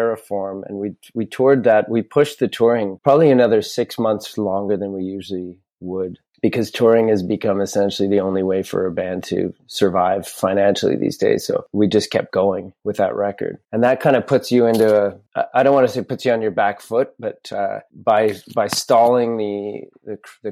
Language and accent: English; Canada; also born or lived in Montreal; as a Canadian